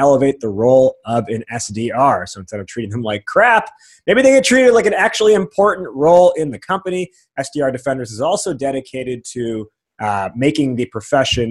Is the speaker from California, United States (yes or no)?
no; outside Chicago, Illinois, United States; I live in Chicago now, and I grew up outside Chicago